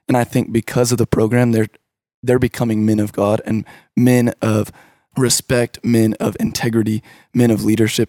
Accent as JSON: {"language": "English", "town": "Richardson", "region": "Texas", "country": "United States", "tie": "born or raised there", "said": "I grew up in the Richardson area."}